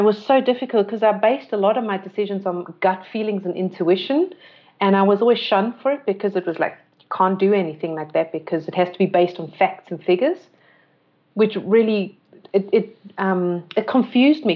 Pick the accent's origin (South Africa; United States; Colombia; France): South Africa; moved away as an adult; also born or lived in London / Austria; growing up in South Africa